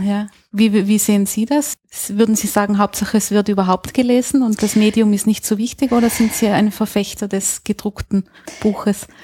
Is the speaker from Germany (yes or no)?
no; Austria; bei uns in Österreich